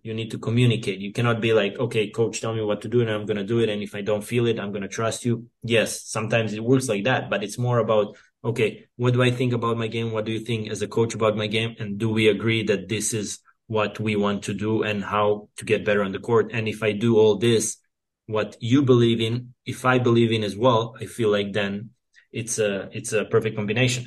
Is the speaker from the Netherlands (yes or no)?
no; Serbia; I grew up here in Serbia where we had mostly clay court tennis